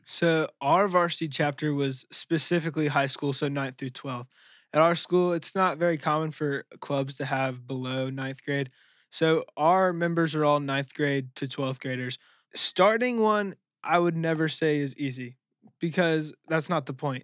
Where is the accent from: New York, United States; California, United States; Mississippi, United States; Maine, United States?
Mississippi, United States; Jackson; I was born in Jackson, Mississippi